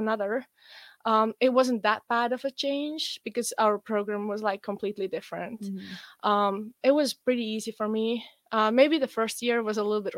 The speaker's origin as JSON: {"language": "English", "country": "Estonia", "first_language": "Estonian", "second_language": "English", "moved": "as an adult", "lives_now": "United States", "said": "I'm from Estonia, which is a tiny country in northern Eastern Europe"}